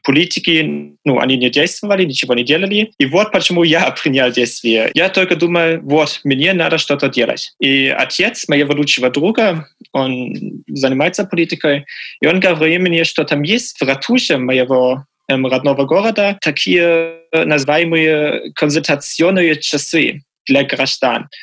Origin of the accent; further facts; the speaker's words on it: Magdeburg, Saxony-Anhalt, Germany; Russian is a second language; в Magdeburg, в моем родном городе, открылась новая школа